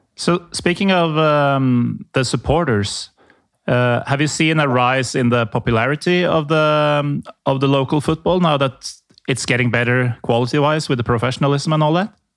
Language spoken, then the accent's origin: English; Norway; I'm from Norway.